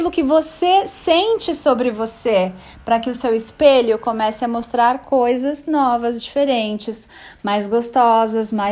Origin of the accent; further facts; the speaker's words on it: Bangu, Rio de Janeiro, Brazil; born there; now in São Paulo, Brazil; Ai, nasci em Bangu. Verdade. Ai, meus pais nunca tiveram um trabalho